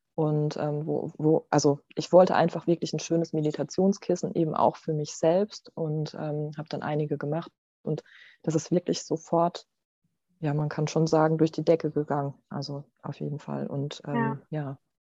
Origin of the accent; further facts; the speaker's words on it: Mannheim, Baden-Württemberg, Germany; now in St. Leon-Rot, Germany; ich komme ja eigentlich aus Mannheim und äh, so, also richtig Stadt, Innenstadt und so, halt äh, mein, die größte Zeit meines Lebens